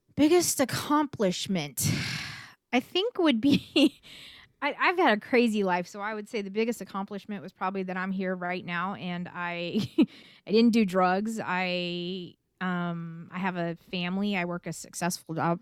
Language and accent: English; California, United States; I was born and raised in California